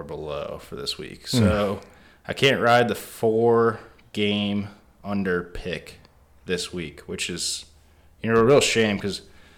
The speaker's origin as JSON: {"language": "English", "town": "Coronado", "region": "California", "country": "United States", "tie": "born or raised there", "said": "From my hometown, Coronado Brewing Company"}